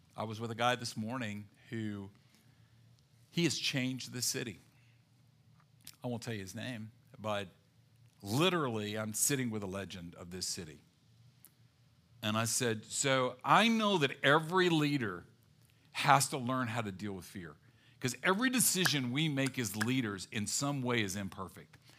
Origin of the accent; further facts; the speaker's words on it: the South, United States; growing up in the South